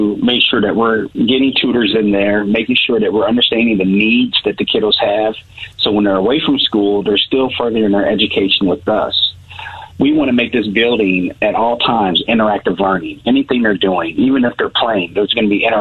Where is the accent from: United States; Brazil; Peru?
United States; Columbia, Missouri; born and raised in Columbia, Missouri. I am a Rockbridge High School graduate